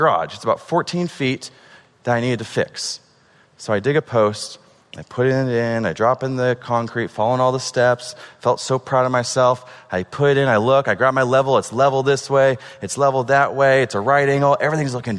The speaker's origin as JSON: {"language": "English", "region": "Oregon", "country": "United States", "moved": "yes", "said": "I'm from Oregon."}